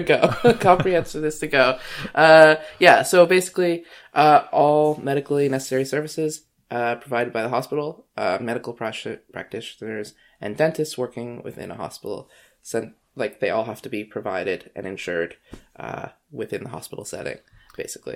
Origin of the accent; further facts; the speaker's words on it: Canada; I'm Canadian